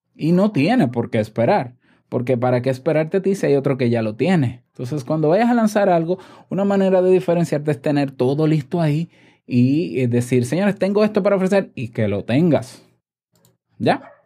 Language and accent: Spanish; Dominican Republic; en mi país